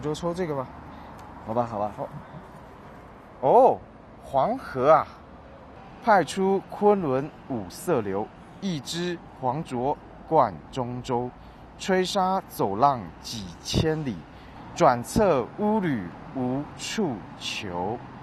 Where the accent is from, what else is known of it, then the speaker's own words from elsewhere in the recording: Taiwan; 我是来自台湾的